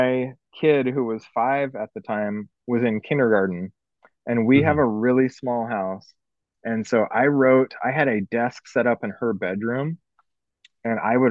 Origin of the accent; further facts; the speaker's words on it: Newport, Oregon, United States; Newport. I grew up